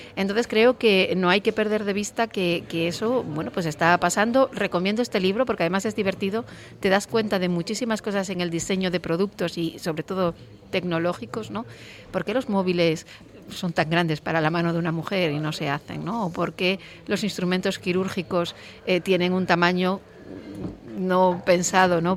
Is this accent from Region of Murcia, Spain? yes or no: no; Nava, Asturias, Spain; Yo como soy de Nava